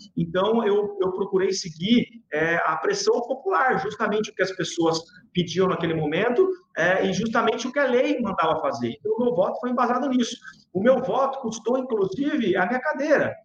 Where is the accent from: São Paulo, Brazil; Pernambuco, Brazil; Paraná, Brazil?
São Paulo, Brazil; Sorocaba; sou sorocabano